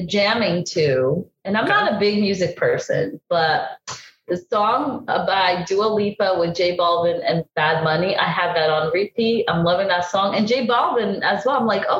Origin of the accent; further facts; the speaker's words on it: Brazil; English is a second language; I'm originally from Brazil, this architect girl who's like an architect / blogger, right?